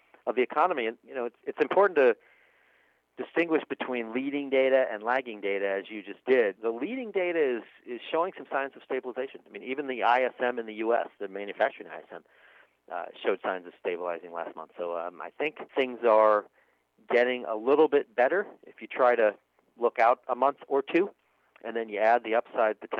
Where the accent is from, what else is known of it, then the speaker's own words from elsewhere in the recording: Kansas, United States; I grew up in Kansas